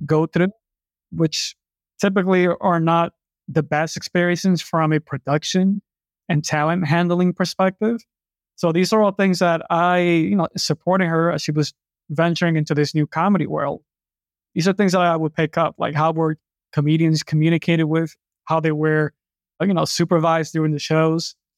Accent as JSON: {"language": "English", "town": "New York City", "region": "New York", "country": "United States", "tie": "born or raised there", "said": "I grew up in New York City"}